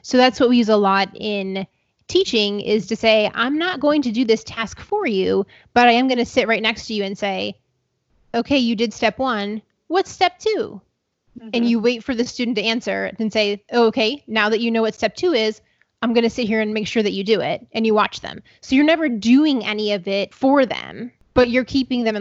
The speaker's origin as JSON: {"language": "English", "region": "Ohio", "country": "United States", "said": "where I'm from Ohio"}